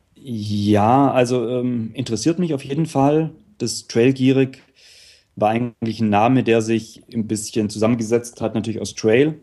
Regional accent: Upper Swabia, Baden-Württemberg, Germany; Ich komme aus der Gegend vom Bodensee, im Prinzip leider nicht direkt am See, aber so äh, Oberschwaben, das heißt dann im Prinzip so 20 Kilometer nördlich vom, nördlich vom See

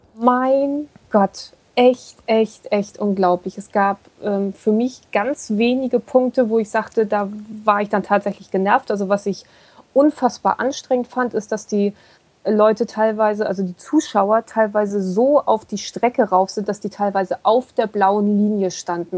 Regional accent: Kiel, Schleswig-Holstein, Germany; ich komme nur aus Kiel, ich bin echt Seeratte

